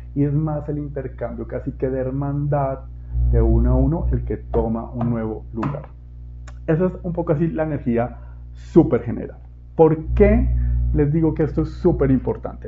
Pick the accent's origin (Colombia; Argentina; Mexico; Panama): Colombia; moved away; mi país de origen, Colombia.